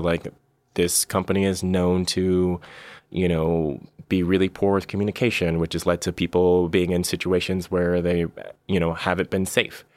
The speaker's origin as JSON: {"language": "English", "area": "Bay Area", "region": "California", "country": "United States", "said": "I'm, I'm from the Bay Area originally"}